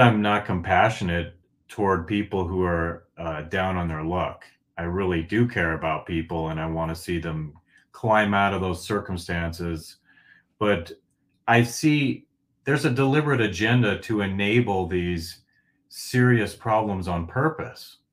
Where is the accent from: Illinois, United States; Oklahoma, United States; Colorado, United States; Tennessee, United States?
Colorado, United States; Northglenn; also born or lived in Fort Collins, Colorado / Denver, Colorado; I grew up in North Glen, Colorado for, like, the first eighteen years of my life